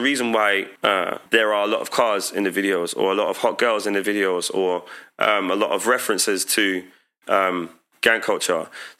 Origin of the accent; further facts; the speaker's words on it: Dominica; Like, I frequently went to Dominica, and the beauty of that was that I saw the cool in my home country.